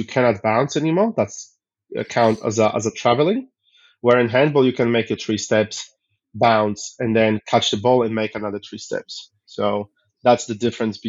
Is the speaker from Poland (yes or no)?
yes; Poland; now in Australia; originally I come from Poland